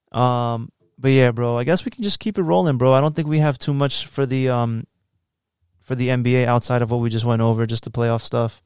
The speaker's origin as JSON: {"language": "English", "town": "Woodbridge", "region": "Virginia", "country": "United States", "tie": "born or raised there", "also_born_or_lived": "New York", "said": "I'm more from Woodbridge 'cause I've been my whole life in fucking Woodbridge"}